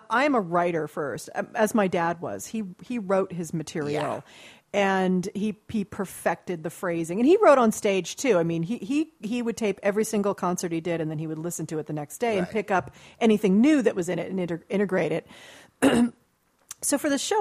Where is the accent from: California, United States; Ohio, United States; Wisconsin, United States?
California, United States; Beverly Hills; I grew up in Beverly Hills